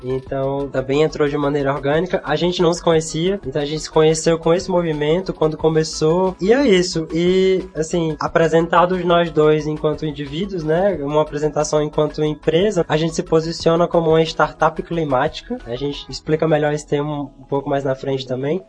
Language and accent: Portuguese; Pedro II, Piauí, Brazil; Eu sou de Pedro II, sim, sim. aqui no interior do Piauí, então cresci lá perto de uma reserva ambiental